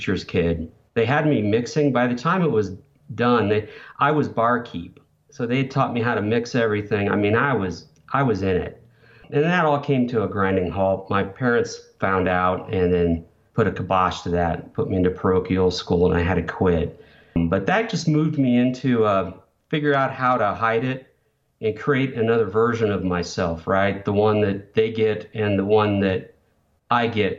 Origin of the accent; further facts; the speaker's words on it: Denver, Colorado, United States; also born or lived in northern Indiana; moved from rural northern Indiana in 1979, 78, we moved from Indiana to Denver